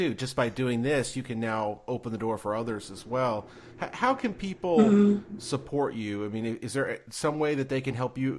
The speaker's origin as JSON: {"language": "English", "region": "New York", "country": "United States", "tie": "born or raised there", "also_born_or_lived": "Ohio", "moved": "as an adult", "said": "I grew up in New York and went to college in Ohio"}